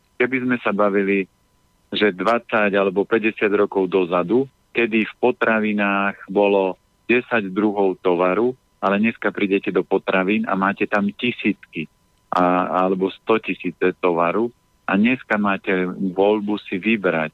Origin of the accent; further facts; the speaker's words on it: Orava, Žilina Region, Slovakia; ja som z Oravy, my sme mali prasiatko